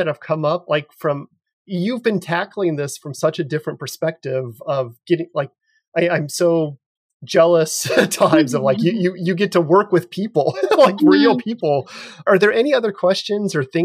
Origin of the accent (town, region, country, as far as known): United States; also born or lived in Ottawa, Canada; now in St. Louis, United States